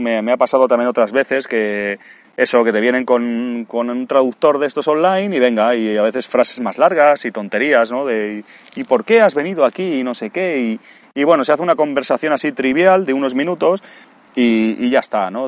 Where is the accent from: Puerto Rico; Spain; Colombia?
Spain; moved away